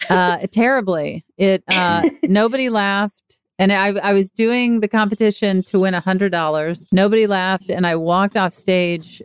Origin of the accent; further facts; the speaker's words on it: Mississippi, United States; moved away; also born or lived in Texas / Los Angeles; my hometown that's an hour away in Mississippi